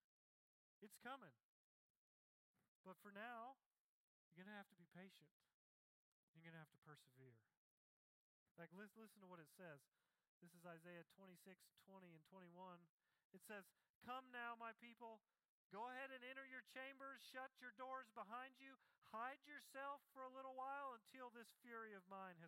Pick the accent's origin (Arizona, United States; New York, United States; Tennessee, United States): Tennessee, United States; when I was a kid, when I grew up in Tennessee